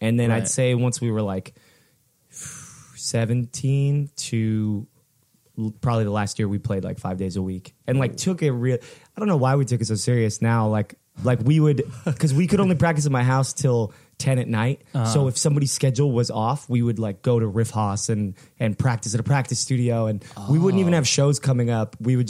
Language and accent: English; Fullerton, California, United States; So it's really weird because we grew up in Fullerton